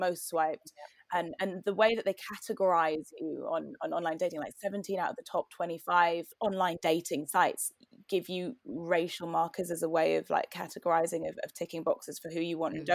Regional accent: Newcastle upon Tyne, North East England, United Kingdom; moved away as an adult; also born or lived in Cambridge; now in London, United Kingdom; I grew up in Newcastle in the 90s

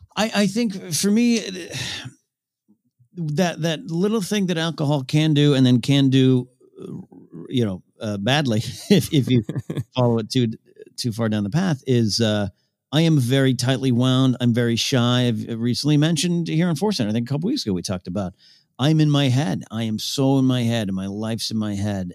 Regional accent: Arroyo Grande, California, United States; moved away; There's some two local bars in, in the, uh, Arroyo Grande Village in my hometown

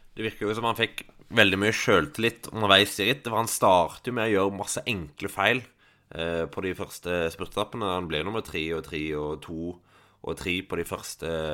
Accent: Stavanger, Rogaland, Norway; now in Oslo, Norway; hjemme i Stavanger

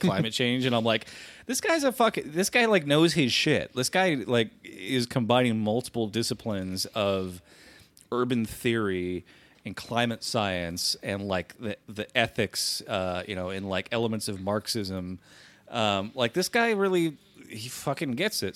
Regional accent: United States; my hometown uh, which is the capital of a v, very populous state

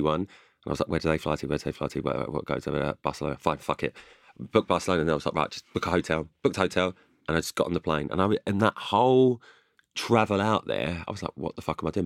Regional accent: London, United Kingdom; I'm from, I'm from London

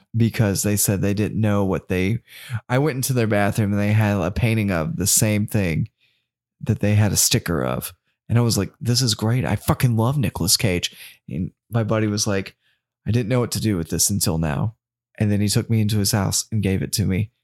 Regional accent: the South, United States; we're from the South

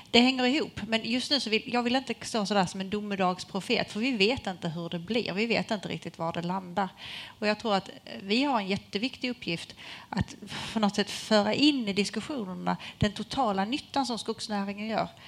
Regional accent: Skåne, Sweden; så måste jag ju ändå som skåning säga att det sker innovationer i hela landet.

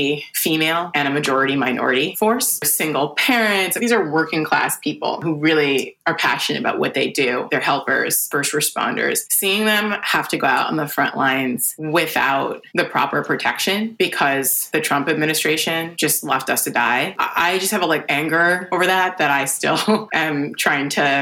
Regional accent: New York City, New York, United States; a New Yorker

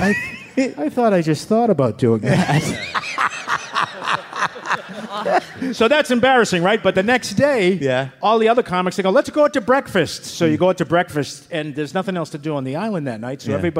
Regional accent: Boston, Massachusetts, United States; I am from South Boston

